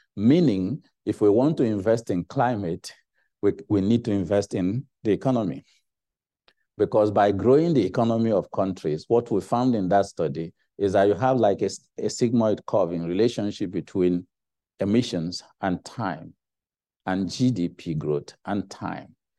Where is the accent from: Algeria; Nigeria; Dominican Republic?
Nigeria; moved away as an adult; also born or lived in Cambridge; I was going to Nigeria